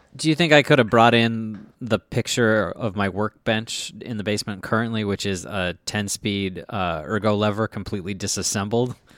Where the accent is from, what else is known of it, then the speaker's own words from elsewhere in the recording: Minnesota, United States; I am from Minnesota